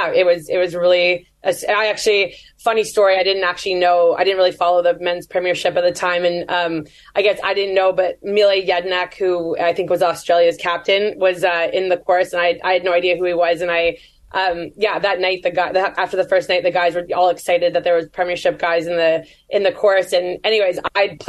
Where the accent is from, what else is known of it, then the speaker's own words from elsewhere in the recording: Canada; I'm Canadian